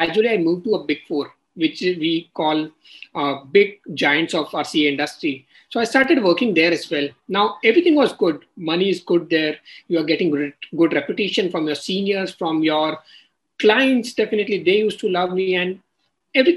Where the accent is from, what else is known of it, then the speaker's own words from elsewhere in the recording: Kishangarh, Rajasthan, India; moved away; I come from Rajasthan, a small city, Kishangarh